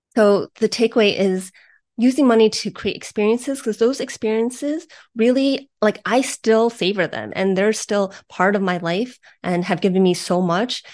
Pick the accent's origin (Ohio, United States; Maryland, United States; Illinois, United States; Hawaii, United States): Ohio, United States; Beachwood; I grew up in Beechwood, Ohio, which is a, a suburb on the east side of Cleveland, Ohio.